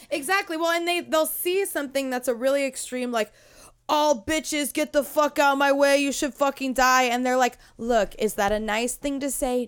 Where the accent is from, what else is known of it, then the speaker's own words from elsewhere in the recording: United States; we are American